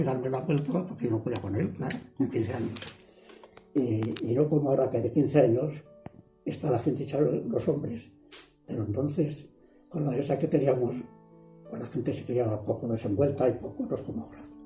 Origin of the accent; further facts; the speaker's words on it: Paradinas de San Juan, Castile and León, Spain; nací en Paradinas el 7 de noviembre de 1924 y aquí ha estado toda la vida